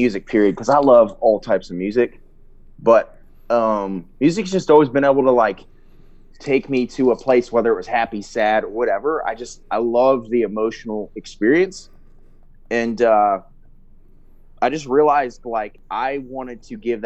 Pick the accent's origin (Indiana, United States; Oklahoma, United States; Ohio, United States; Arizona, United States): Ohio, United States; now in Georgia, United States; I'm originally from Ohio